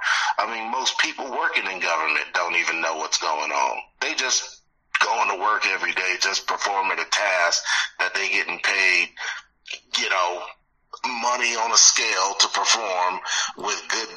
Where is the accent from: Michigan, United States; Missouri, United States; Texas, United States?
Michigan, United States; Detroit; born there; now in Southern California, United States; I was born in Detroit. I wasn't raised in Detroit, but all my family is back there.